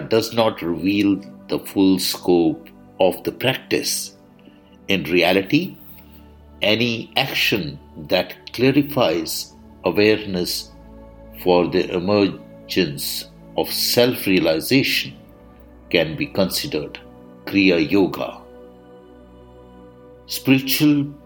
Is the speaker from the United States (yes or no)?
no; India; I am the Indian monk.